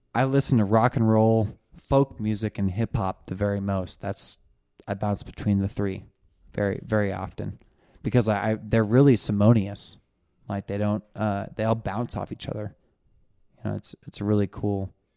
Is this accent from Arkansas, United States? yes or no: no; Sisters, Oregon, United States; also born or lived in Portland, Oregon; I'm from Oregon. Hello. I'm pr, I'm a, fr, I'm from a town you've never heard of.